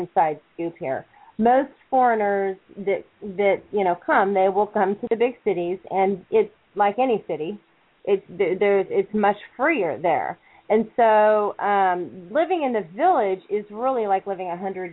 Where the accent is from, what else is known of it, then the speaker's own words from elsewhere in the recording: United States; moved away as an adult; now in Middle East; I'm an American who's living in the Middle East